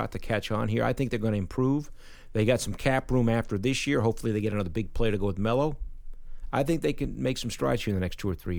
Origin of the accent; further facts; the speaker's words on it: West Coast, United States; also born or lived in Manhattan, New York; And I was originally from Manhattan, but we grew up and went out to the West Coast when I was 7